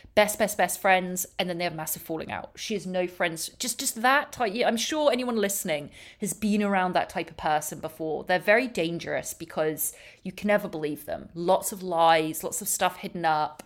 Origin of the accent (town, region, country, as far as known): England, United Kingdom; now in Los Angeles, United States